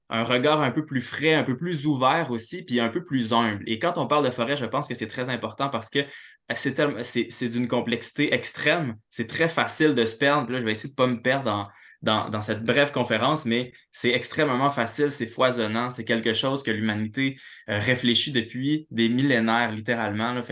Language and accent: French; Quebec City, Quebec, Canada; also born or lived in Montreal; moi, en bon, en bon urbain, là, je viens de Québec, euh, j'ai habité à Montréal.